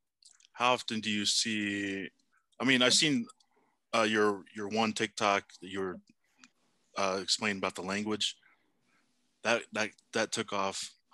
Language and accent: English; Tonga; born there; I mean, I was born in Tonga. I was born out there in Tonga.